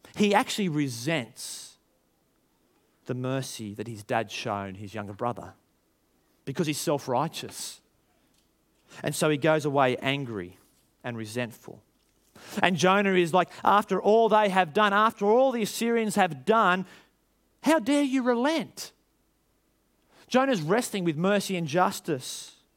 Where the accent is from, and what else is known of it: Australia